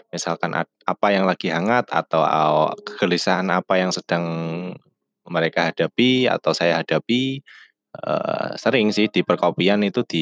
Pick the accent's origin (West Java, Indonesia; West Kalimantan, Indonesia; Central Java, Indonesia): Central Java, Indonesia; Todanan; born there; Eh, sebelumnya perkenalkan dulu … Eh, saya lahir di Blora, tepatnya di di Todanan lah, ya desa pelosok pokoknya saya lahir di desa.